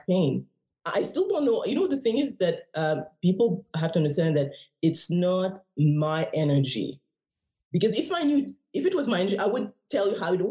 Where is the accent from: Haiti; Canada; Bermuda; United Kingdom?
Haiti; I'm from the West Indies, I'm from Haiti.